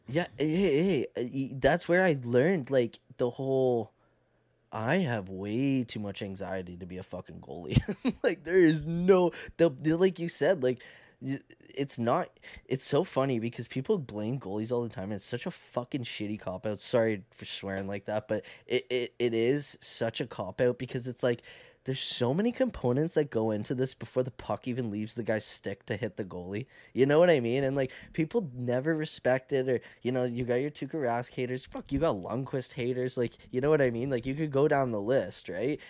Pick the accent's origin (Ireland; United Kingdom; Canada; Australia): Canada; accent: Canadian; I talk like a Canadian